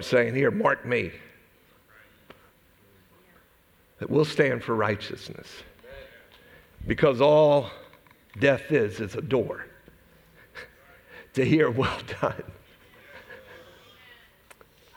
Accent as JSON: {"language": "English", "country": "United States", "said": "I'm an American."}